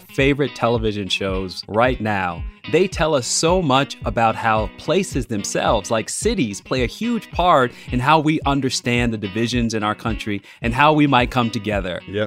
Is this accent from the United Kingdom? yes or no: no; Chicago, Illinois, United States; moved away as an adult; So I'm a Chicagoan. I love my city, but I haven't lived in Chicago since I was 22 years old